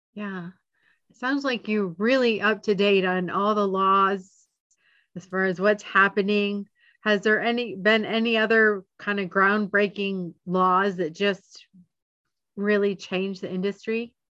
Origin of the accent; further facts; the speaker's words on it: Georgia, United States; I'm from Georgia, so we're Georgians